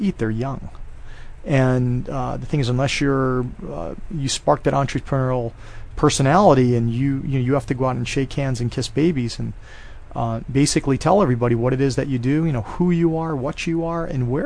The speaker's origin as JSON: {"language": "English", "region": "Hawaii", "country": "United States", "tie": "born or raised there", "moved": "as an adult", "said": "I was raised in Hawaii. I had a lot of personal friends, and I also had a lot of contacts and people that I grew up with here."}